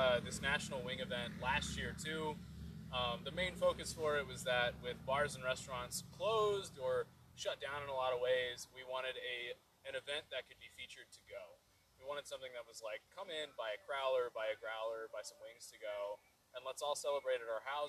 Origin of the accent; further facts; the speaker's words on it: Houston, Texas, United States; I'm from Houston